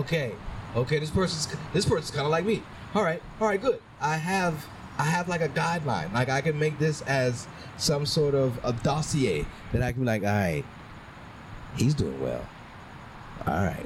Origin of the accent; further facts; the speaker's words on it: New Orleans, Louisiana, United States; moved away; Growing up in New Orleans